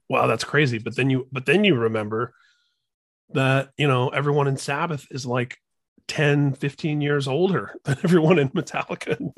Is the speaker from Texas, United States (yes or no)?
no; Indiana, United States; I grew up in Indiana